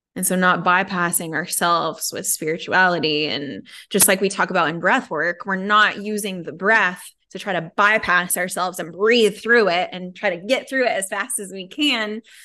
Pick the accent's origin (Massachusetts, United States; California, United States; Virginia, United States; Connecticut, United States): Connecticut, United States; I was raised in Connecticut